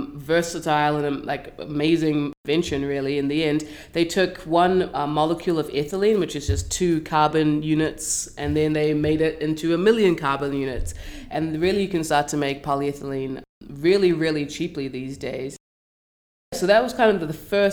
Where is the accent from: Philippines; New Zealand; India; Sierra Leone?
New Zealand; moved away as an adult; now in Vancouver, Canada; So I'm from New Zealand